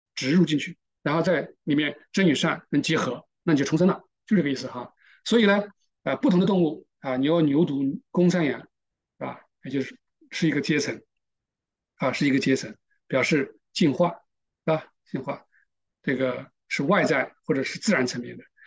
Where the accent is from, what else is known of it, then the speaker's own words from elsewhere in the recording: China; 我们中国人也差不多